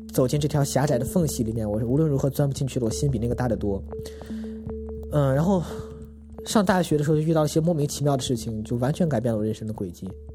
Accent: Inner Mongolia, China; now in Beijing, China; 今年二十九岁，来自内蒙古，现在住在北京

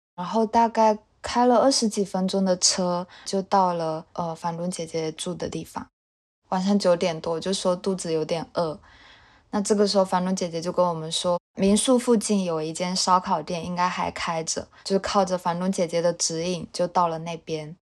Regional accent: Fuzhou, Fujian, China; moved away as an adult; now in Taipei, Taiwan; 我来自福建福州，我现在在台北读研

